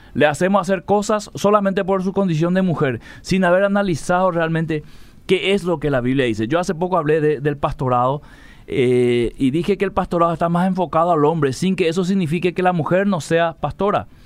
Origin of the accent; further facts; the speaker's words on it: Lambaré, Central, Paraguay; Yo soy acá de Lambaré